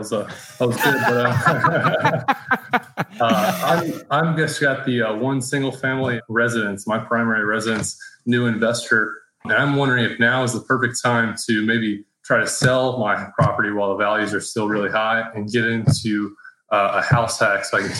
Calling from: Southport, North Carolina, United States; I'm in Southport, North Carolina, just south of Wilmington on the coast here.

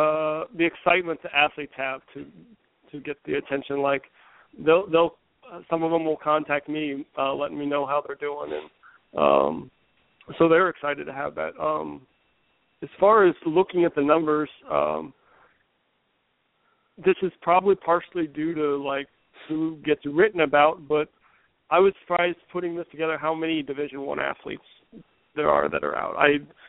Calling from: Roanoke, Virginia, United States; Roanoke, Virginia.

